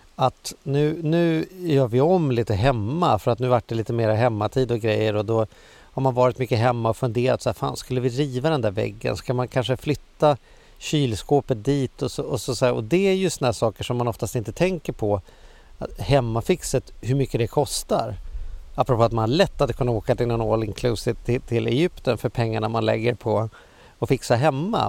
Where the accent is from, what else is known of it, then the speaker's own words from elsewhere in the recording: Sweden; livet som svensk